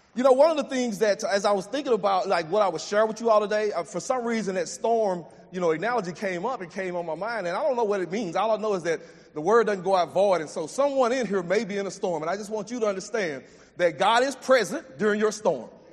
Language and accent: English; Jasper, Texas, United States; I grew up in East Texas and in Jasper